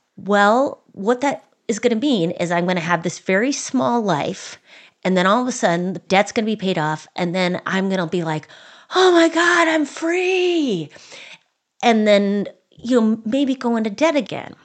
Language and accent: English; Minnesota, United States; As a Minnesotan